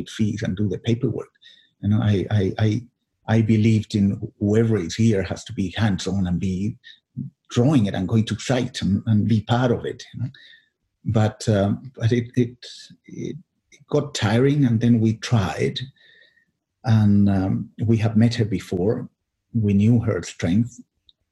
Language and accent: English; Chile; English is a second language; moved away as an adult; also born or lived in Australia; I grew up in Chile